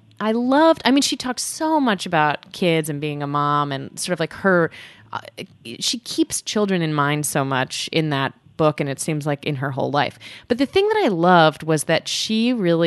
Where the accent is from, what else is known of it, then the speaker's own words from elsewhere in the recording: New York City, New York, United States; I grew up in New York City primarily